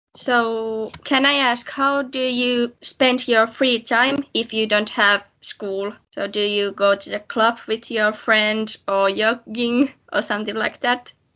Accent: Jämsä, Central Finland, Finland; moved away as an adult; now in Savonlinna, Finland; I have two dogs in my hometown Jämsä

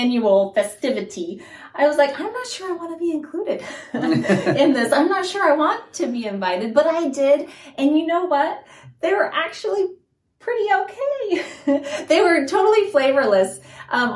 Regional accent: Guinea; moved away; I grew up in Guinea, West Africa

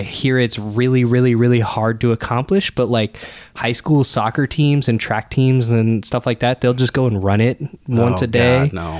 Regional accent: Nebraska, United States; born or raised there

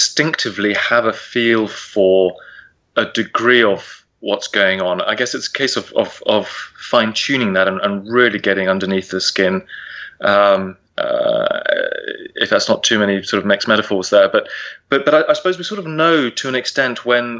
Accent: England, United Kingdom; I was the only English person on the flight.

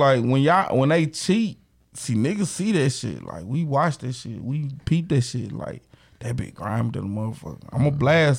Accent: Grenada, Mississippi, United States; moved away; Like, cuz, I'm not from here. This shit. What's up with the ESC? You cribbing? Like, nah, that's Eastside Clique. I'm from Grenada, Mississippi.

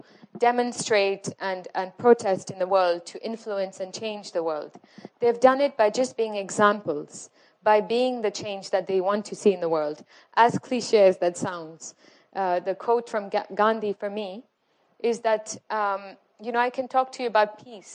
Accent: Morocco; moved away; I'm originally from Morocco

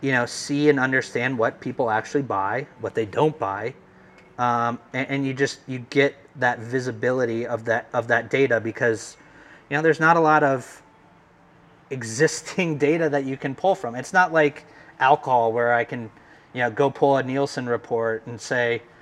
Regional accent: California, United States; I come from California

